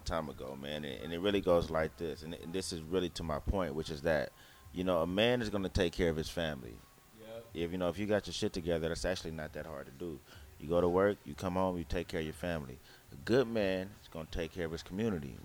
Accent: Oakland, California, United States; I'm from East Oakland

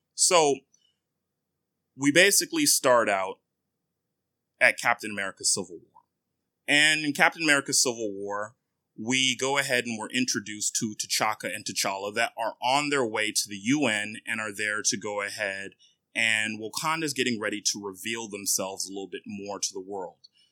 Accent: Nigeria; now in United States; I am Nigerian

